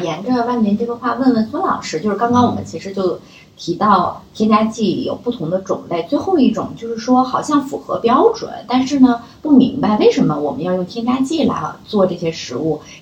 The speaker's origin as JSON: {"language": "Chinese", "country": "China", "said": "过往的我们中国人的智慧里面"}